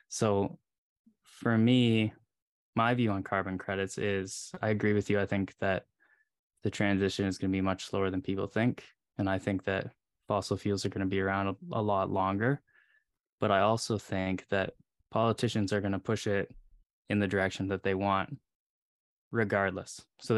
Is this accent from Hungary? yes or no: no; Canada; because you're obviously more in tune with politics, and especially in the States, me being a Canadian